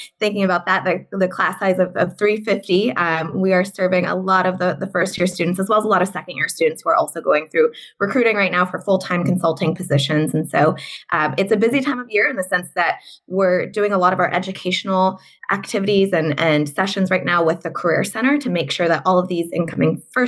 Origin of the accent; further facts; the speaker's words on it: Southern California, United States; moved away as an adult; also born or lived in Notre Dame, Indiana; So I'm born and raised in Southern California.